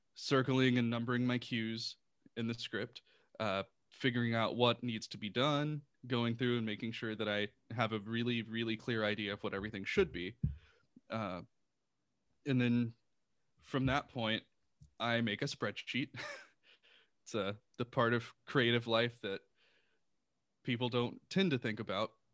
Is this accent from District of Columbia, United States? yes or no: no; Houston, Texas, United States; moved away; I'm originally from Houston, Texas. Uh, so I lived in Houston